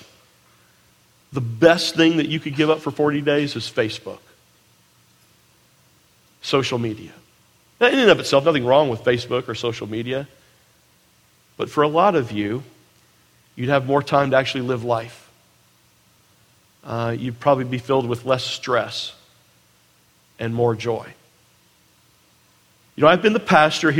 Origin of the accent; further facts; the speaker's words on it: United States; I was born in the United States of America